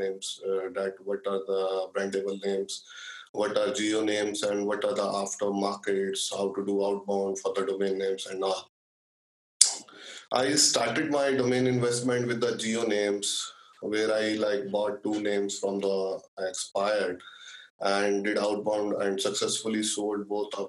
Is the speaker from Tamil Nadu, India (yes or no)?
no; New Delhi, Delhi, India; I am from New Delhi City, the capital of India.